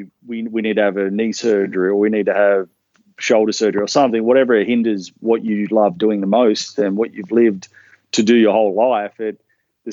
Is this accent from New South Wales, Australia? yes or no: yes; Newcastle, New South Wales, Australia; also born or lived in Melbourne; I was born in Melbourne. So my family was living in Melbourne, but when I was about 3 or 4, my dad got a job in a seafood company in Newcastle, and we all migrated down to Newcastle